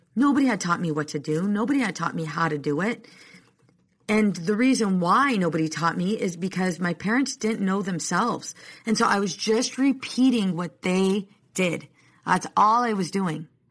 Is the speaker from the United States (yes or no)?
yes; Oceanside, California, United States; I'm from Oceanside